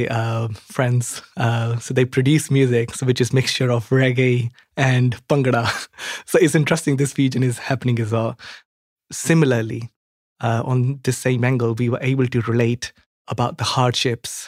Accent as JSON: {"language": "English", "region": "Punjab", "country": "India", "moved": "as an adult", "lives_now": "Birmingham, United Kingdom", "said": "I'm an international student from Punjab. I came to Birmingham 8 years ago."}